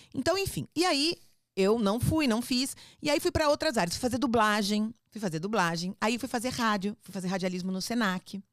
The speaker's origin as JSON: {"language": "Portuguese", "region": "São Paulo", "country": "Brazil", "tie": "born or raised there", "also_born_or_lived": "Rio de Janeiro, Brazil / Spain", "accent": "paulista", "said": "Fui criada no Fluminense até os 10 anos, até os 10 anos, depois a gente mudou para São Paulo"}